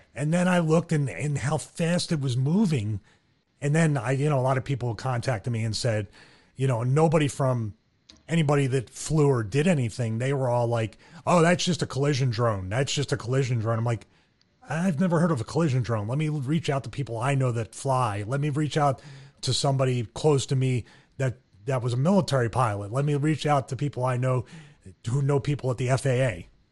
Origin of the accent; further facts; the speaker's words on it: Philadelphia, Pennsylvania, United States; now in Atlanta, United States; I'm from Philly and we have a tendency to have tempers